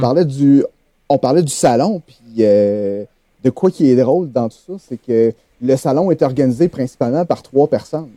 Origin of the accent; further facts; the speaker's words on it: Quebec City, Quebec, Canada; also born or lived in Saint-Hyacinthe; je suis originaire de Québec